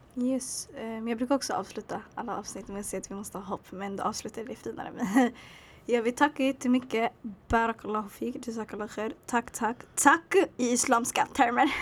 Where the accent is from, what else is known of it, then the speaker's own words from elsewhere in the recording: Sweden; jag föddes här, jag växte upp här